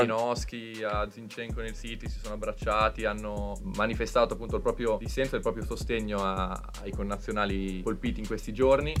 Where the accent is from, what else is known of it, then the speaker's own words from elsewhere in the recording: Bologna, Emilia-Romagna, Italy; Io sono di Bologna